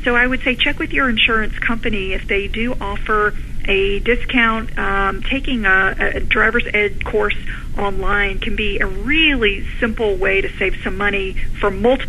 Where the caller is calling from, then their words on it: Austin, Texas, United States; I am in Austin, Texas.